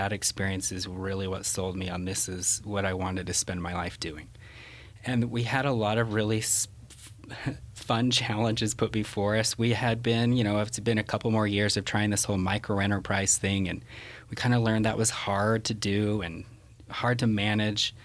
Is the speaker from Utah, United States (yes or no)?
yes; Salt Lake City, Utah, United States; we're from Salt Lake